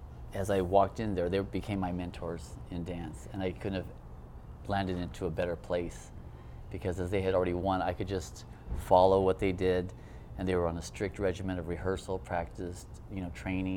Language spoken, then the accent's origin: English; Hawaii, United States; I grew up in Hawaii, too